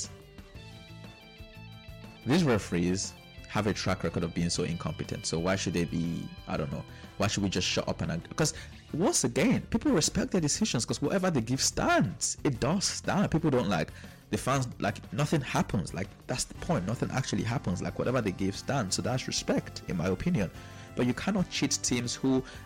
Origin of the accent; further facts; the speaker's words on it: Nigeria; I am Nigerian